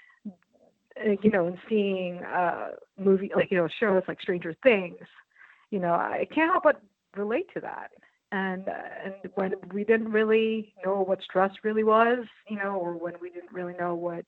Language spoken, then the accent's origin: English; New York City, New York, United States; born or raised there; also born or lived in Philippines